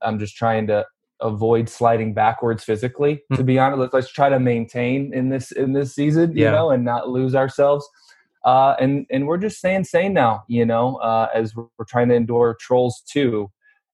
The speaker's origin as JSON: {"language": "English", "town": "Wheaton", "region": "Illinois", "country": "United States", "tie": "born or raised there", "also_born_or_lived": "Tulsa, Oklahoma / Detroit area, Michigan", "moved": "yes", "lives_now": "Los Angeles, United States", "said": "I grew up in Chicago, which kind of western suburbs of Chicago"}